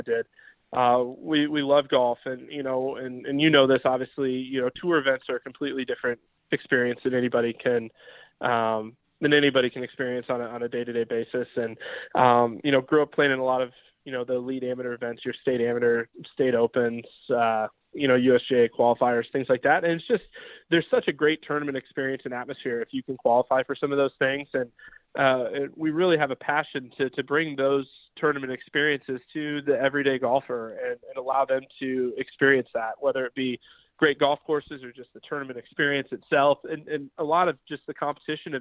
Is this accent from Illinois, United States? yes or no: yes; Decatur, Illinois, United States; my hometown, Decatur, Illinois